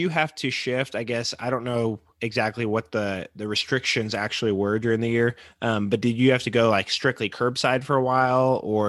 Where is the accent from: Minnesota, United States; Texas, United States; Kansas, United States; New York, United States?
Kansas, United States; Andover; I grew up out in Andover